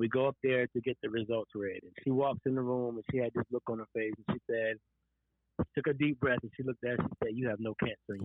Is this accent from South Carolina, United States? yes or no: yes; Florence, South Carolina, United States; we both are from South Carolina.